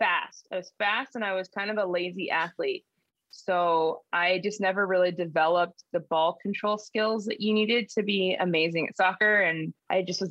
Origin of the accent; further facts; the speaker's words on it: Los Angeles, California, United States; moved away as an adult; Born and raised in Los Angeles, California